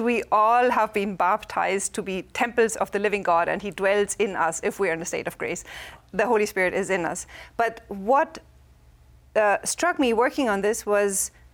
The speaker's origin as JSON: {"language": "English", "country": "Germany", "second_language": "English", "moved": "yes", "said": "I'm from Germany"}